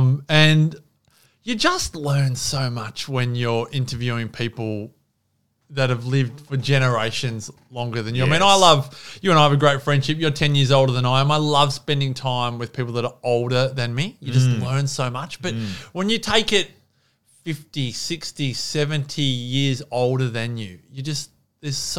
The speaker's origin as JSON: {"language": "English", "town": "Melbourne", "region": "Victoria", "country": "Australia", "tie": "born or raised there", "said": "I love AFL football. I grew up in Melbourne."}